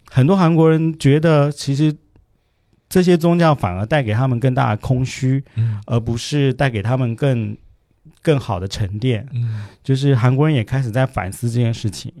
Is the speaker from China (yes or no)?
no; Taiwan; 我们在台湾小